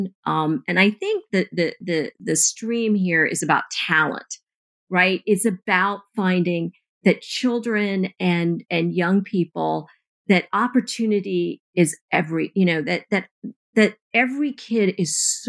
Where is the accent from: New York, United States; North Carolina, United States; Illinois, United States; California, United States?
North Carolina, United States; Eastern; I grew up in Eastern North Carolina